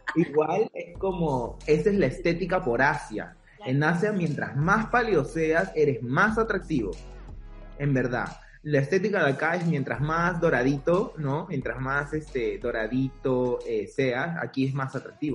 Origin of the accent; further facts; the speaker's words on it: Peru; nosotros también como peruanos